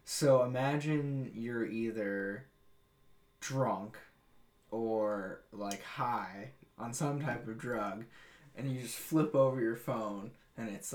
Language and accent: English; Hawaii, United States; now in Michigan, United States; I'm originally from Hawaii